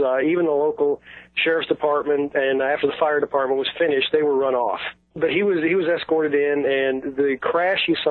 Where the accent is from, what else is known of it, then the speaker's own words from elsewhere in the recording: Missouri, United States; I'm from Missouri